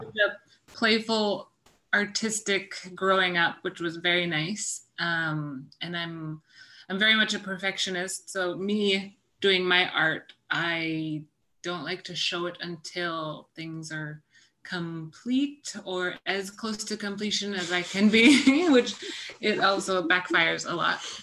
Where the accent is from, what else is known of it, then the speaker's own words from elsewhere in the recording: Inuvik, Northwest Territories, Canada; moved away as an adult; now in Ottawa, Canada; Inuvik, where I spent my all of my schooling there, kindergarten to grade 12. So I was there about 13 years.